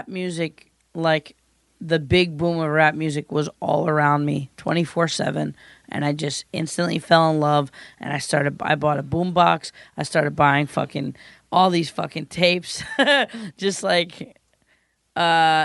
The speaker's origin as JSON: {"language": "English", "town": "Mount Kisco", "region": "New York", "country": "United States", "tie": "born or raised there", "said": "a town called Mount Kisco"}